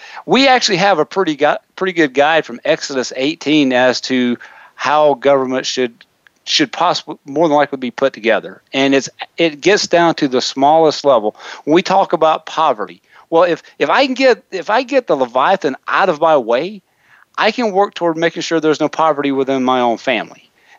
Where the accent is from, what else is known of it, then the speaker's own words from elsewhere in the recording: the South, United States; I grew up as one of those Southern hicks that was always ashamed of our heritage.